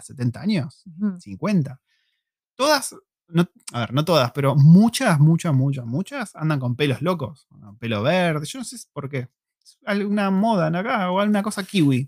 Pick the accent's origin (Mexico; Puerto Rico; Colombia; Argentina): Argentina; como argentino forro que soy